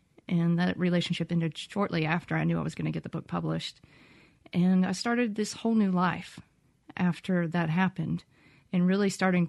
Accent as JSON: {"language": "English", "town": "Starkville", "region": "Mississippi", "country": "United States", "tie": "born or raised there", "said": "I grew up in Starkville, went to Starkville High School."}